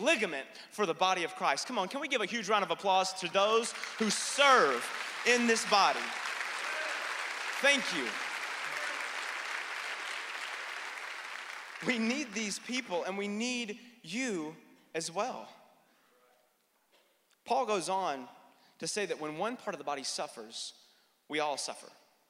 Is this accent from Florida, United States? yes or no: no; North Carolina, United States; when I was a kid growing up in North Carolina, we lived right next door to a big tobacco field